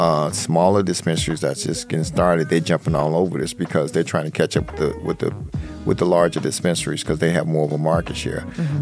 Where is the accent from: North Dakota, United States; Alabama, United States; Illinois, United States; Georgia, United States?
Illinois, United States; Chicago; We're from Chicago